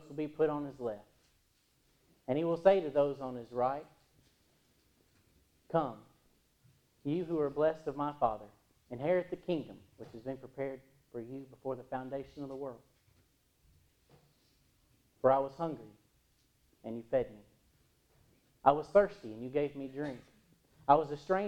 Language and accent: English; United States; In Williamson County, where my hometown is